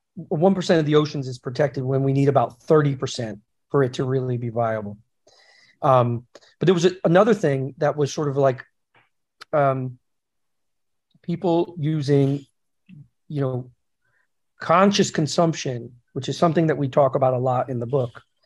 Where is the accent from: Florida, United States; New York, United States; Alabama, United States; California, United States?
New York, United States; also born or lived in Los Angeles; as a New Yorker